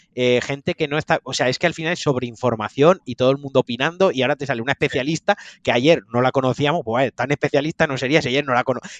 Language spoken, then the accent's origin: Spanish; Valencian Community, Spain; como valenciano